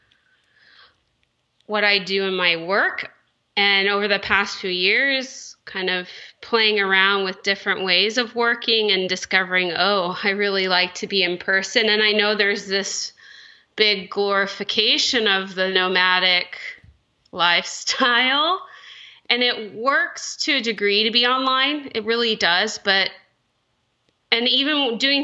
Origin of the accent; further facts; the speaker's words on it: Texas, United States; now in California, United States; I was raised in Texas